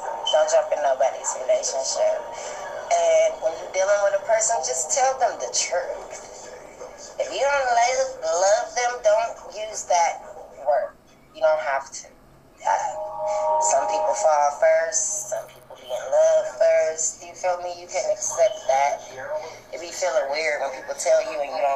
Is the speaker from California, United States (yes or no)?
yes; Long Beach, California, United States; I'm from Long Beach, you feel me? Born and raised.